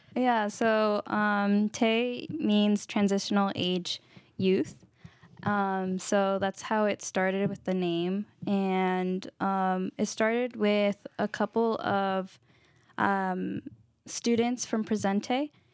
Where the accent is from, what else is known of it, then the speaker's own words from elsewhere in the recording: Marin, California, United States; also born or lived in Vallejo; I was born and raised in Marin